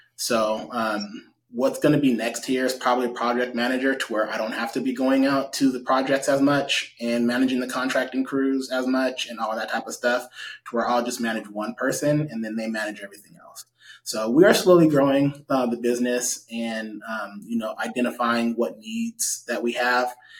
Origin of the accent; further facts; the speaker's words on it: Stockton, California, United States; I grew up in Southside Stockton, so um, I'm pretty familiar with majority of Stockton